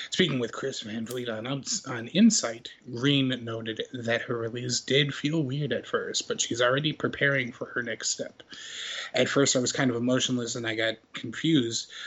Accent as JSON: {"language": "English", "country": "Canada", "said": "But I'm like, yeah, but I'm Canadian."}